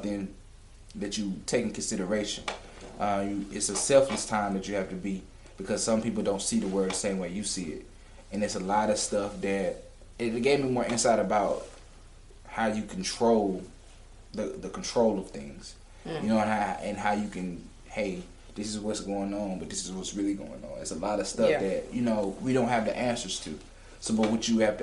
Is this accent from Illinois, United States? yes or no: no; Atlanta, Georgia, United States; I'm from Atlanta